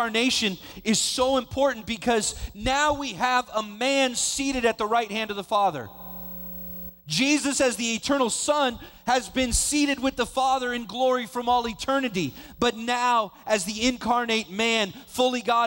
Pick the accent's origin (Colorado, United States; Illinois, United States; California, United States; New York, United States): California, United States; Vallejo; I grew up in Vallejo